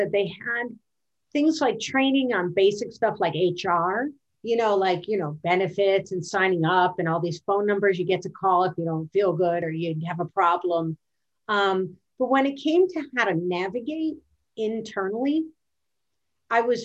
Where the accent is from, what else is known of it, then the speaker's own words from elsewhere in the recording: Midwest, United States; moved away as an adult; also born or lived in Washington, D.C.; I was originally from the Midwest